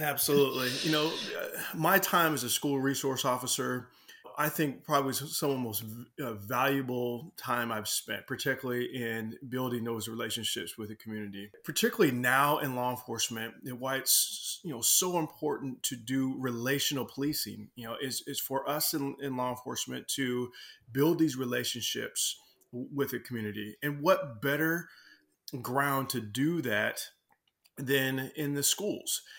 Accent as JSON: {"language": "English", "town": "Seattle", "region": "Washington", "country": "United States", "tie": "born or raised there", "said": "I grew up in Southwest Seattle, Burien, uh, White Center, Des Moines, all through there"}